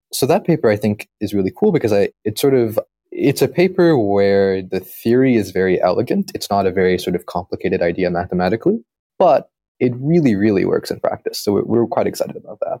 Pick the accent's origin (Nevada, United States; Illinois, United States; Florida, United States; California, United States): California, United States; San Diego; moved away as an adult; also born or lived in Berkeley; now in Pittsburgh, United States; I grew up in San Diego